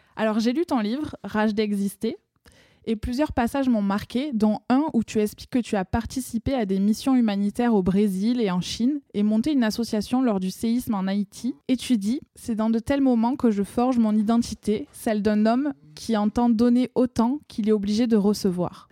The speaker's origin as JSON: {"language": "French", "country": "France", "accent": "accent chantant (sing-song, typically southern French)", "said": "mon accent chantant"}